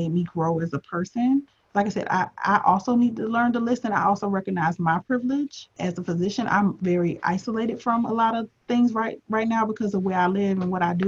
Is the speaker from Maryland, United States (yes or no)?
no; Tampa, Florida, United States; moved away as an adult; also born or lived in Washington, D.C.; when I was growing up, I'm from Tampa, Florida originally